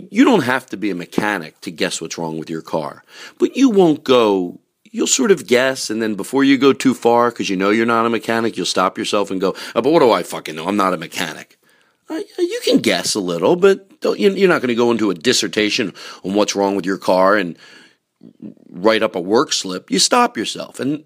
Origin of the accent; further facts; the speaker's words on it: Philadelphia, Pennsylvania, United States; moved away; my hometown of Philadelphia